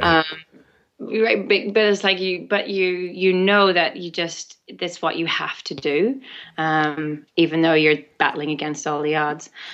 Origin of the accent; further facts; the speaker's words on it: Ireland; growing up in Ireland with all the myths and legends